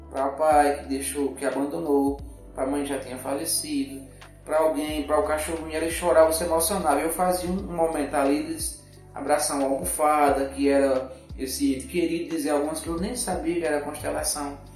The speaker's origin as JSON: {"language": "Portuguese", "town": "Serra Talhada", "region": "Pernambuco", "country": "Brazil", "said": "que eu postei uma pessoa de Serra Talhada, da sua terra, da minha terra"}